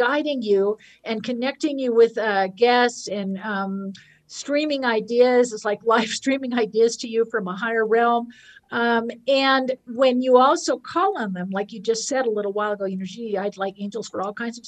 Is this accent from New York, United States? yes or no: no; Marin County, California, United States; I grew up in Marin County